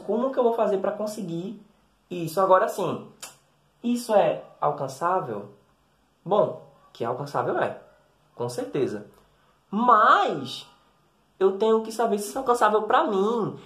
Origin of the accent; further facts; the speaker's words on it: Recife, Pernambuco, Brazil; Eu sou nordestino, como você já deve ter percebido, eu sou do Recife